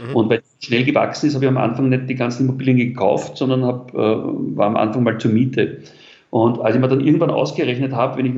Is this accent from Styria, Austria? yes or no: no; Vienna, Austria; ich bin in Wien geboren, äh, als Kind in ganz einfachen Verhältnissen in Wien in einem Arbeiterbezirk.